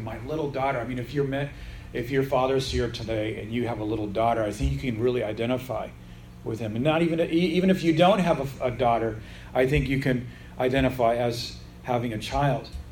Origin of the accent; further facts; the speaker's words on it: United States; I'm a Gentile, I'm an American, I'm not from that part of Israel